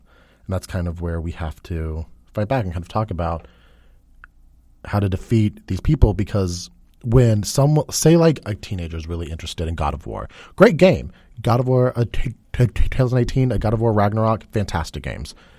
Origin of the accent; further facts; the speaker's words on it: United States; I am an American